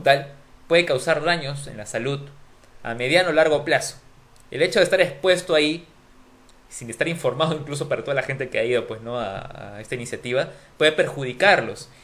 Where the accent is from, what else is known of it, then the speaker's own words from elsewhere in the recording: Peru; los peruanos somos chéveres